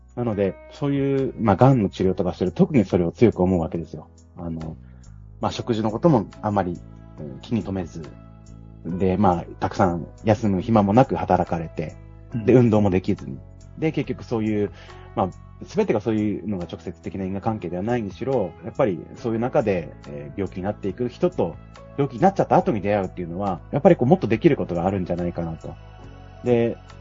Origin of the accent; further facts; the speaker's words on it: Yamagata, Japan; moved away as an adult; also born or lived in Okinawa; 沖縄から僕の今地元山形に帰ってくる